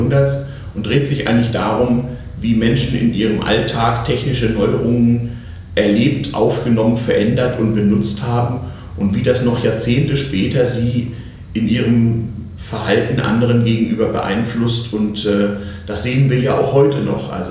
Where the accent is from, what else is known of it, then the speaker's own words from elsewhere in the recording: Hamburg, Germany; born there; Ich bin geboren in Hamburg, habe da aber nur zeitweise die ersten fünf Jahre meines Lebens verbracht, weil meine Eltern äh, entweder in England oder in Japan arbeiteten